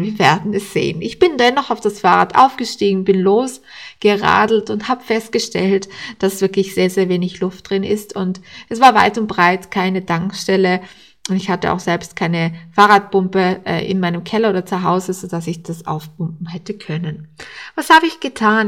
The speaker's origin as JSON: {"language": "German", "country": "Austria", "said": "bei uns in Österreich"}